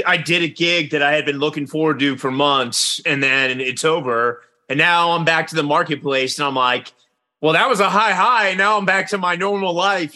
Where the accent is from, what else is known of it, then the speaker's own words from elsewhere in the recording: Richmond, Virginia, United States; now in New York, United States; I'm from Richmond, Virginia